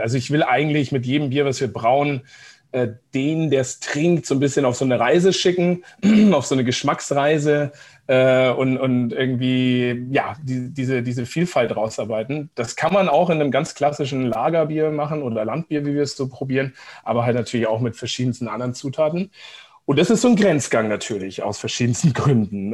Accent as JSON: {"language": "German", "town": "Seeshaupt", "region": "Bavaria", "country": "Germany", "tie": "born or raised there", "also_born_or_lived": "Giessen, Hesse / Munich / Coburg / Vancouver, Canada", "moved": "as an adult", "lives_now": "Nuremberg, Germany", "said": "ich bin geboren eigentlich in Gießen, in Hessen tatsächlich, und aber mit zwei, drei Jahren sind wir dann ähm, mit Vater und Mutter nach, äh, genau, nach, nach äh, Oberbayern gezogen, nach Seeshaupt am Starnberger See, ganz im Süden."}